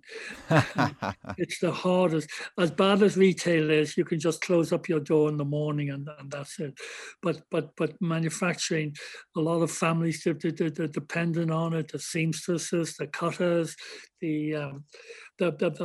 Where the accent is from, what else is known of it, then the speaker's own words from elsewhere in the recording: Ireland; I'm definitely Irish. I'm Irish born, Irish bred